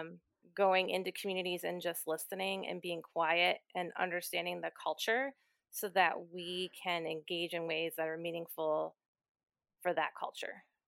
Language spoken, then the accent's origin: English; near Cleveland, Ohio, United States; moved away as an adult; also born or lived in Philadelphia; now in Lancaster, United States; I grew up near Cleveland, Ohio